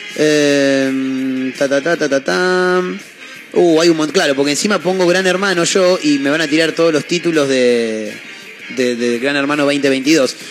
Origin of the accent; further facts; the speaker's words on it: Chivilcoy, Buenos Aires Province, Argentina; soy de, Chivilcoy, nací en, una parte rural del pueblo